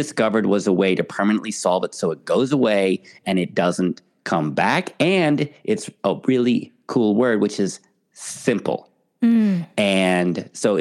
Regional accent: San Francisco, California, United States; moved away as an adult; now in United Kingdom; I am originally from San Francisco

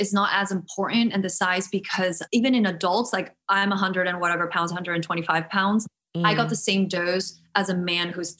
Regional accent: Guatemala; moved away; I'm from Guatemala. I never grew up with shots.

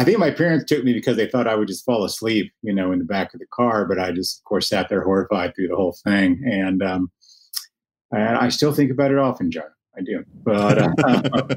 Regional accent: Lubbock, Texas, United States; now is my hometown, Lubbock

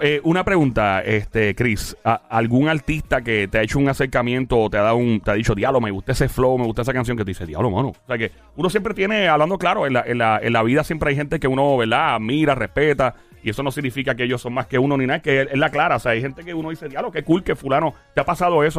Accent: Puerto Rico; como todo boricua

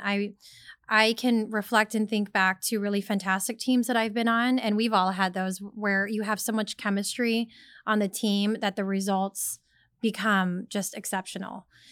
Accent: Sacramento, California, United States; I was born and raised in Sacramento, California

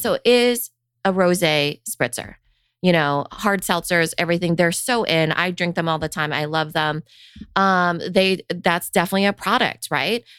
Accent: Iowa, United States; I grew up in Iowa

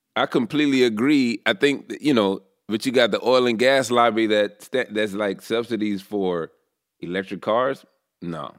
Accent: the South, United States; I'm from the South

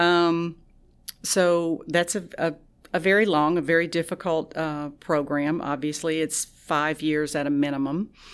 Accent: Tallulah, Louisiana, United States; moved away; I'm originally from Tallulah

